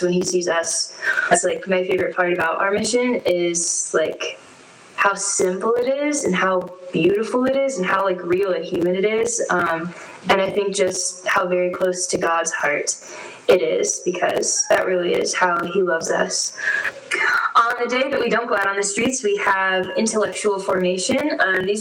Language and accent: English; Nicholasville, Kentucky, United States; moved away as an adult; now in Denver, United States; I'm from Nicholasville, Kentucky